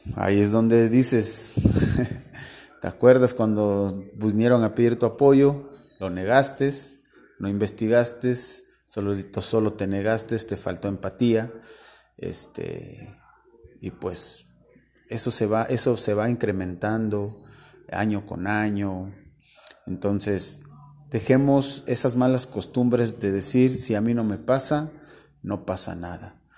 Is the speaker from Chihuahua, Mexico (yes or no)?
no; Orizaba, Veracruz, Mexico; somos hermanos mexicanos, somos hermanos orizabeños